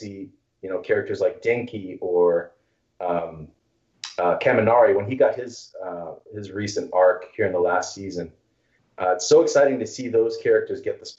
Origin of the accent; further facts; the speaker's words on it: Texas, United States; I grew up in Texas